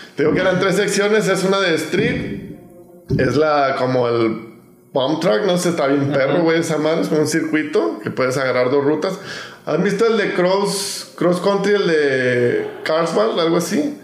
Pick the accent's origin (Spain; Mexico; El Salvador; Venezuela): Mexico; yo soy mexicano